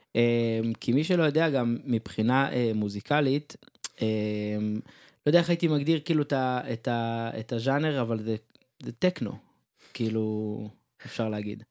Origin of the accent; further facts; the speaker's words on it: Ramat HaSharon, Tel Aviv District, Israel; אני רמת שרוני